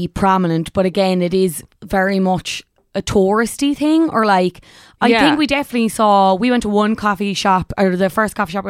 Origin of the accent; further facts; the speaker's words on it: Ireland; The Dutch laugh at us in general yeah. as Irish people when they come over.